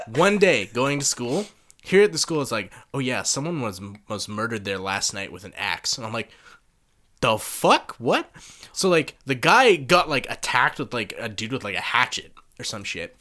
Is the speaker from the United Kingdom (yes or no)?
no; Canada; now in Japan; I'm from Canada